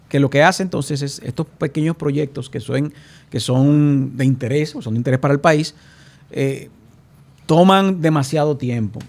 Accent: Puerto Plata, Dominican Republic; mi ciudad natal, que es Puerto Plata

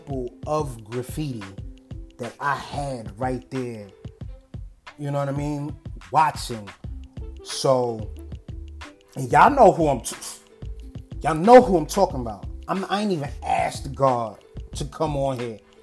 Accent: New Rochelle, New York, United States; I'm really from New Rochelle

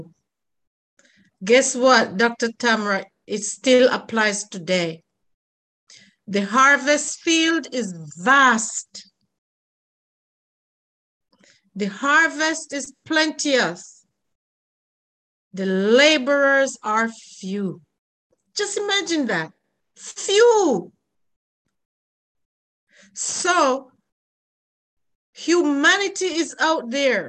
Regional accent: Jamaica; I'm from Jamaica

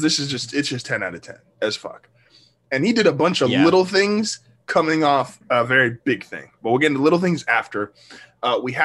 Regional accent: United States; me being an American

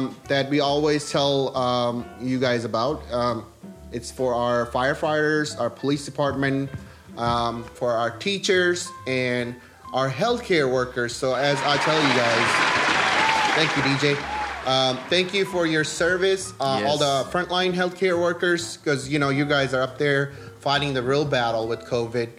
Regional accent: Karachi, Sindh, Pakistan; moved away; I'm originally from Pakistan

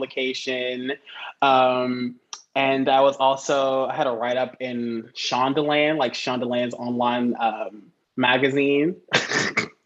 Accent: Atlanta, Georgia, United States; now in New York City, United States; I'm originally from Atlanta, Georgia

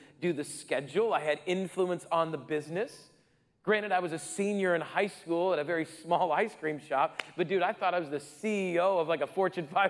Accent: Rapid City, South Dakota, United States; growing up in Rapid City, South Dakota

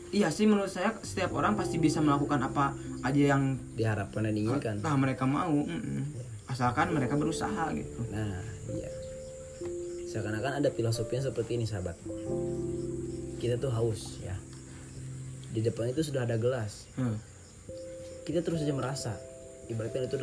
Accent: Tasikmalaya, West Java, Indonesia; saya gede di Tasik jadi bahasa Padang sama sekali nggak bisa

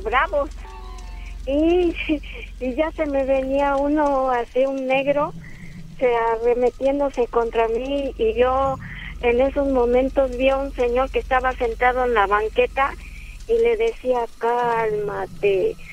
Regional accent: Oaxaca, Mexico; moved away as an adult; hace años antes de salir de Oaxaca, de mi pueblo, yo salí del 2011

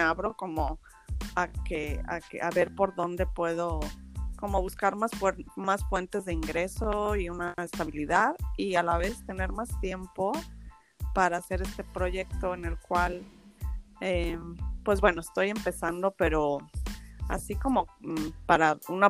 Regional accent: Mexico City, Mexico; moved away as an adult; also born or lived in Madrid, Spain; yo nací en Madrid y después me vine a vivir a, a la Ciudad de México, me fui a vivir a la Ciudad de México con mis papás a los 8 años y allí viví 17 años

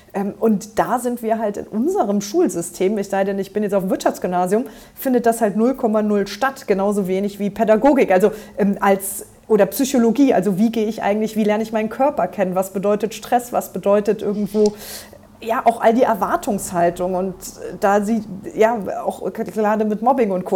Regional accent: Trier, Rhineland-Palatinate, Germany; ich bin hier in Trier, da wo ich jetzt auch äh, Abgeordnete bin, ähm, tatsächlich auch geboren und in der Region groß geworden

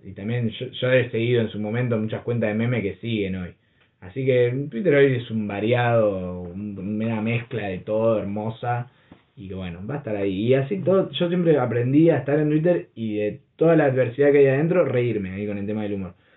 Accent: Berisso, Buenos Aires Province, Argentina; nosotros somos de acá, viste, somos de Berizo. Todos nos conocemos

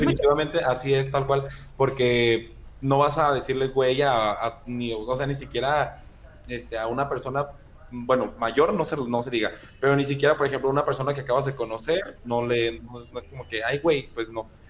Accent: central Mexico, Mexico; hay muchas palabras muy distintas aquí como en el centro

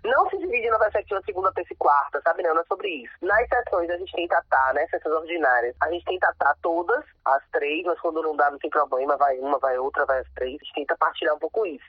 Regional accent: Salvador, Bahia, Brazil; eu sou de Brotas

